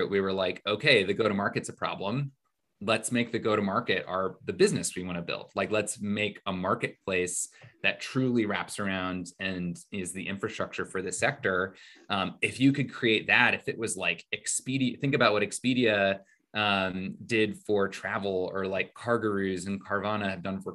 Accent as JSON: {"language": "English", "region": "Indiana", "country": "United States", "tie": "born or raised there", "also_born_or_lived": "New York City", "moved": "as an adult", "said": "I grew up in Indiana"}